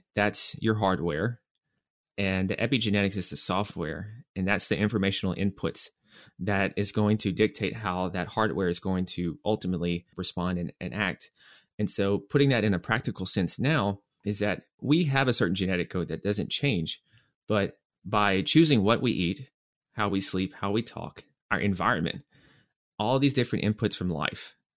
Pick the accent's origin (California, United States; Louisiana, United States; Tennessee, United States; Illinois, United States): Tennessee, United States; Nashville; moved away; also born or lived in New York; I'm from Nashville, Tennessee